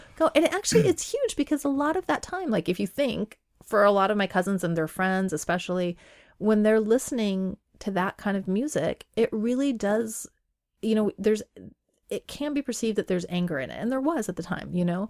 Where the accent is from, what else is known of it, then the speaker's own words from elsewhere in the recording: Pacific Northwest, Washington, United States; English is a second language; also born or lived in Iran / Cheney, Washington; growing up in the Pacific Northwest, being a woman of color